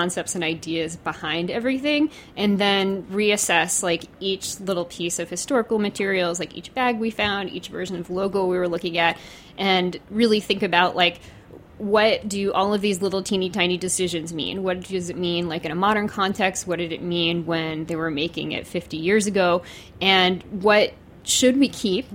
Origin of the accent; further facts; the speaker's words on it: New Orleans, Louisiana, United States; also born or lived in Mandeville, Louisiana; I am actually from Louisiana. I'm from New Orleans, and then lived in a suburb called Mandeville